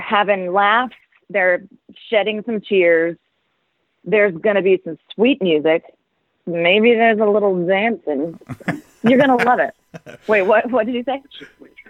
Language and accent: English; Worthington, Ohio, United States; moved away; I grew up in Ohio